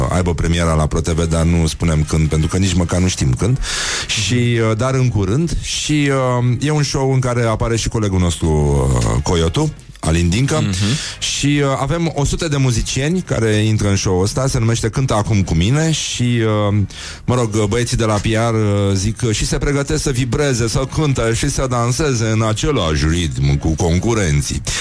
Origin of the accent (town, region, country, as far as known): Bacău, Bacău County, Romania; born or raised there; moved away